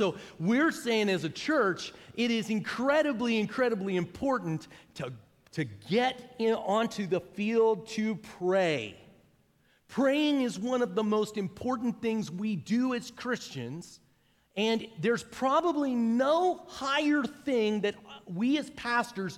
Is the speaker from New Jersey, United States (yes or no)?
no; Pittsburgh, Pennsylvania, United States; now in Noblesville, United States; I'm from Pittsburgh, Pennsylvania. That's where I grew up